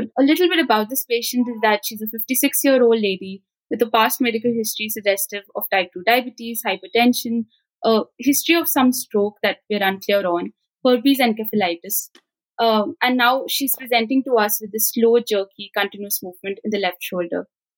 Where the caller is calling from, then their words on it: Punjab, India; It's actually evening where I'm from. I'm talking from Punjab, the northern part of India.